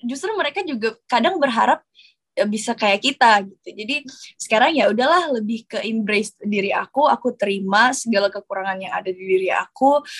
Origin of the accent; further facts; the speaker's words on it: Makassar, South Sulawesi, Indonesia; Apalagi aku berasal dari eh, daerah, aku berasal dari Makassar. Um, itu penuh perjuangan banget.